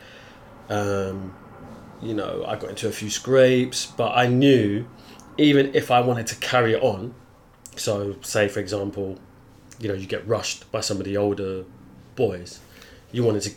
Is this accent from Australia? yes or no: no; London, United Kingdom; I grew up in South West London, Battersea